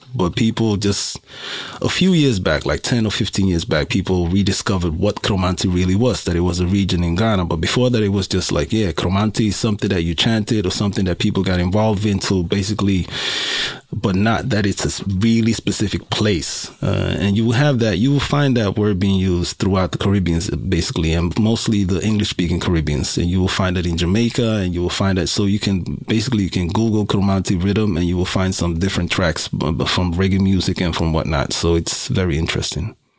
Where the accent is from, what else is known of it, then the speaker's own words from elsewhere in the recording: Suriname; now in Sweden; I am from Suriname. I would call myself first generation immigrant to Sweden.